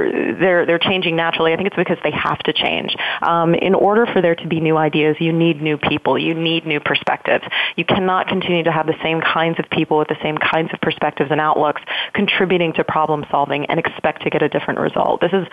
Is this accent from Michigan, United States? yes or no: no; Washington, District of Columbia, United States; now in Silicon Valley, United States; I'm coming from Washington, D.C. and have been living in the Valley now for about 3 years.